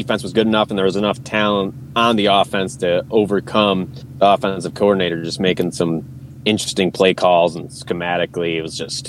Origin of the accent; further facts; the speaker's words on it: Kalamazoo, Michigan, United States; I grew up in Kalamazoo, or just outside of Kalamazoo